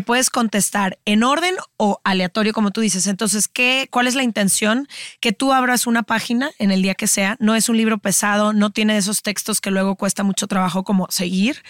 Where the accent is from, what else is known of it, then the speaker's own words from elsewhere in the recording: Guadalajara, Jalisco, Mexico; nacimos y crecimos en Guadalajara